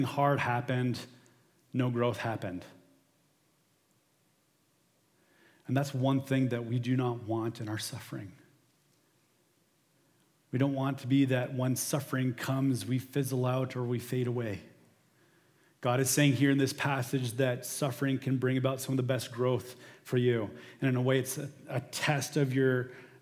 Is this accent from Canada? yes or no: yes; St. Thomas, Ontario, Canada; We're from St. Thomas